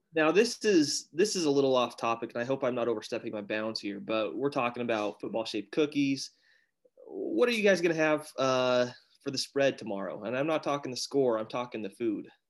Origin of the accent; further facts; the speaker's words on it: Utah, United States; also born or lived in southern Arizona; now in Arizona, United States; from Utah, currently living uh, in southern Arizona